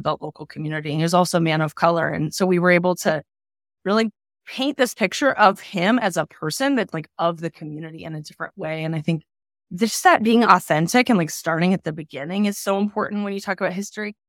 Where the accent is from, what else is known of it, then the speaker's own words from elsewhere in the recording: Palmer, Alaska, United States; also born or lived in Oregon; now in Portland, United States; I grew up in Alaska in a little town called, in Alaska called Palmer, Alaska